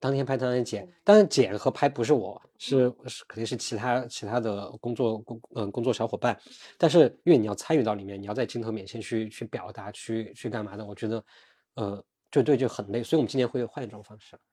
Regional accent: China; also born or lived in Beijing; 肯定效率没有我们中国人快了

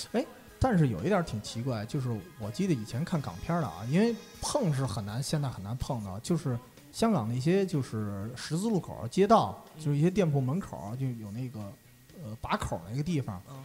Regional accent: northern China, China; 我作为北方人

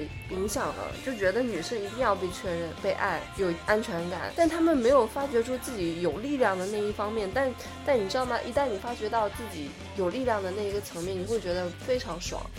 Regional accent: China; 就所谓就我们中国人又创了一个节日，就五二零我爱你

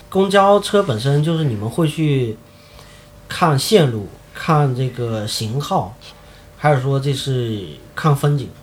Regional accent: Sanming, Fujian, China; moved away as an adult; also born or lived in Beijing; now in Xiamen, China; 我是在三明长大的

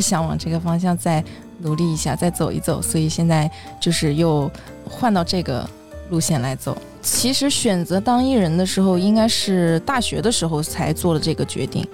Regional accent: Shandong, China; now in Hangzhou, China; 我是山东人，现在在杭州

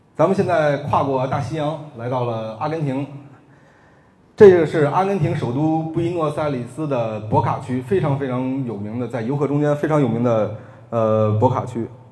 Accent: Beijing, China; 北京国安队，因为这是我家乡的球队

